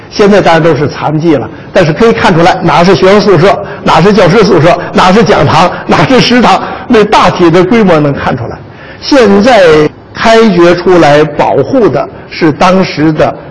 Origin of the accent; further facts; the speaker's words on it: Jiaodong, Shandong, China; 我是胶东人